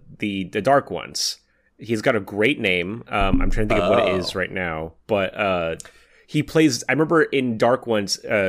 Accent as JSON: {"language": "English", "town": "Los Angeles", "region": "California", "country": "United States", "said": "from Los Angeles."}